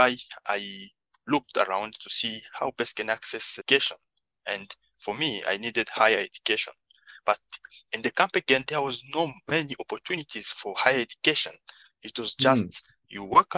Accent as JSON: {"language": "English", "country": "DR Congo", "also_born_or_lived": "Kakuma refugee camp, Kenya", "moved": "yes", "said": "I'm originally from the Democratic Republic of Congo, and around 2009 I fled the country and found myself in one of the biggest refugee camp in the world in Kenya, Kakuma refugee camp."}